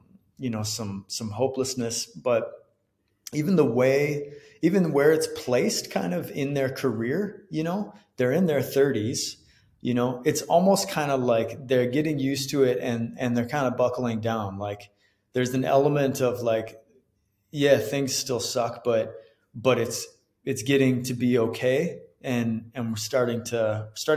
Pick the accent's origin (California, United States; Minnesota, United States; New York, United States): Minnesota, United States; Diocese of Winona-Rochester; moved away; Diocese of Winona-Rochester in Minnesota. And the performance was in the biggest like venue in my hometown.